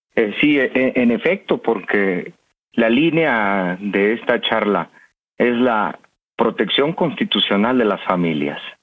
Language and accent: Spanish; Mexico